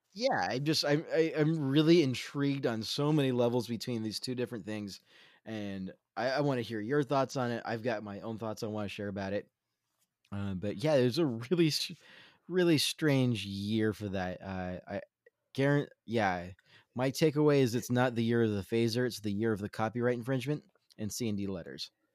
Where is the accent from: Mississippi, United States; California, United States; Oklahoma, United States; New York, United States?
California, United States; Central Coast; I grew up in Central Coast, California